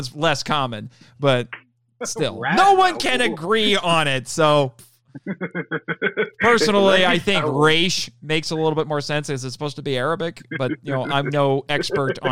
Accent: Indiana, United States; I'm from Indiana. You know, I am born and bred Midwestern American

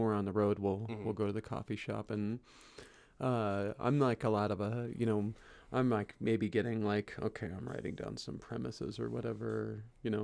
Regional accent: Dallas, Texas, United States; moved away as an adult; also born or lived in California / Wylie, Texas; I grew up in Dallas

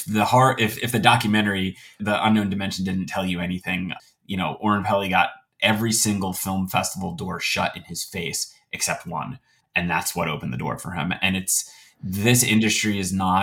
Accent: New Jersey, United States; I'm from New Jersey

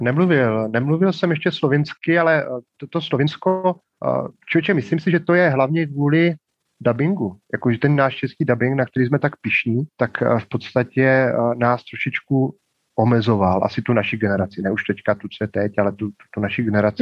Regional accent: Moravia, Czechia; moved away as an adult; now in Ljubljana, Slovenia; pocházím z Moravy, bydleli jsme v domku

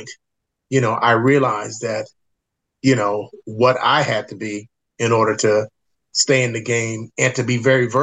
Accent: Los Angeles, California, United States; born or raised there; also born or lived in Washington, D.C.

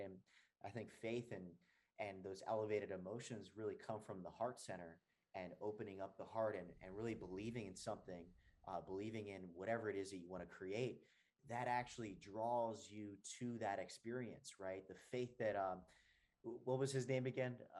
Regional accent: New Jersey, United States; moved away as an adult; also born or lived in San Diego, California / Venice Beach, California; now in Atlanta, United States; I was born and raised in New Jersey, and I moved to California

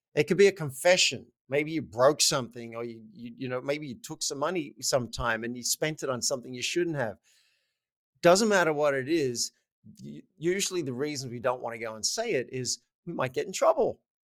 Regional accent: Australia; moved away; I'm Australian

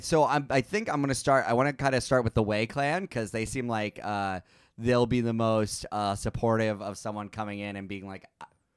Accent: Germany; now in United States; In Germany, in farmlands.

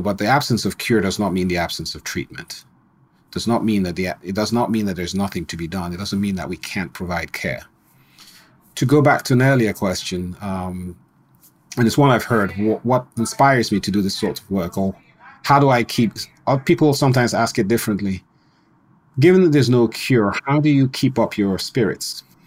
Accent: Nigeria; moved away; also born or lived in Colorado, United States; I grew up in Nigeria, Yeah, even though I was born in Colorado. Grew up in Nigeria

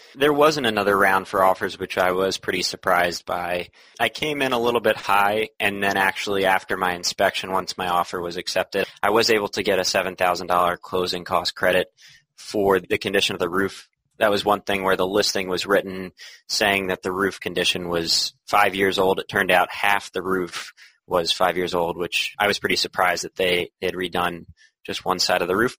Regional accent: Philadelphia, Pennsylvania, United States; moved away as an adult; now in Boston, United States; I'm originally from Philadelphia

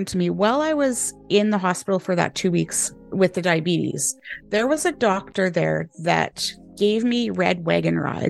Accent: Canada; moved away as an adult; now in United Kingdom; I am a Canadian, but I'm living in the UK, have been for 10 years

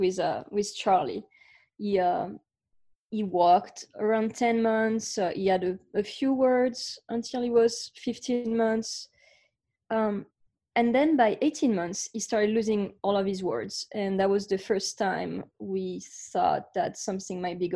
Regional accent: France; now in Austin, United States; I grew up in France. So you can hear my accent

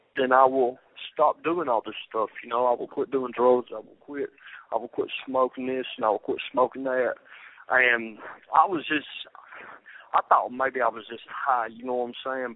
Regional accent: Rome, Georgia, United States; before I was 7 years old I grew up in Shannon Village um that's in Rome Georgia

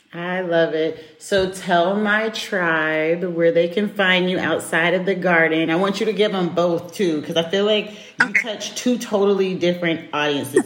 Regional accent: United States; moved away as an adult; now in Europe; I'm American

